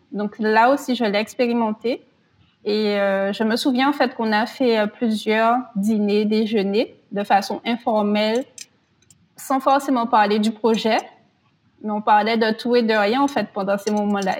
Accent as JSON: {"language": "French", "country": "France", "said": "en tant que Français"}